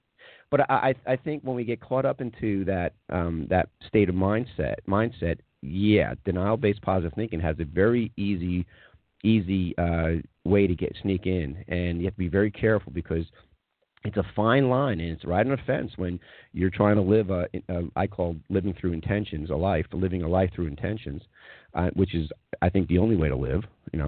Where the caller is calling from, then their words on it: Atlanta, Georgia, United States; I'm calling from Atlanta, by the way.